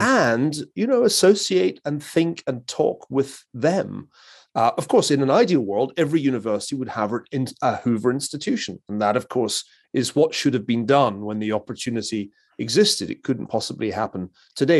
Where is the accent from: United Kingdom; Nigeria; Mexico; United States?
United Kingdom; Glasgow, Scotland; moved away; I come from Glasgow, a city that touched bottom when I was still a kid in the nineteen seventies